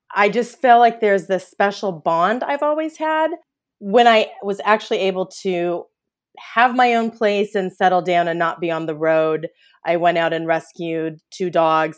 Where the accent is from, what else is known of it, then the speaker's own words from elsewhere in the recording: Kansas City, Missouri, United States; moved away as an adult; also born or lived in Orange, California; now in Los Angeles, United States; I'm originally from Kansas City, Missouri.